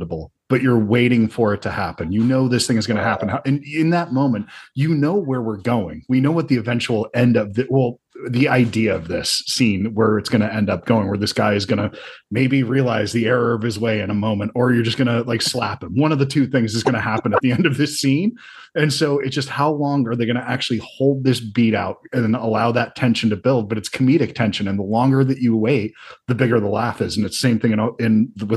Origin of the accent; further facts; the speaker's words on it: New Jersey, United States; I was from New Jersey